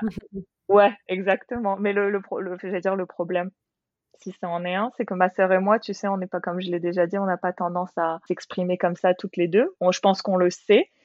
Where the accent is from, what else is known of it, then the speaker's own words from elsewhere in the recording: France; moved away as an adult; now in Australia; en tant que française, tu sais, euh, ayant toujours grandi, dans, enfin, euh, ayant vécu dans des grandes villes